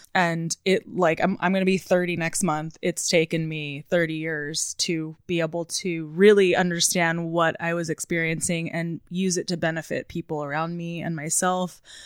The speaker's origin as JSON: {"language": "English", "area": "Southern Orange County", "region": "California", "country": "United States", "tie": "born or raised there", "also_born_or_lived": "Newport Beach", "lives_now": "Los Angeles, United States", "said": "I grew up in Southern Orange County."}